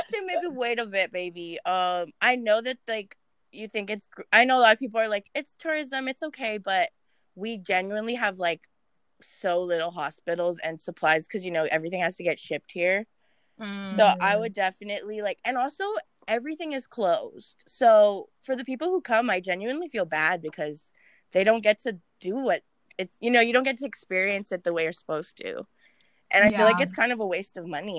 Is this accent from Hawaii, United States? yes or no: yes; Honolulu, Hawaii, United States; I'm from Honolulu, Hawaii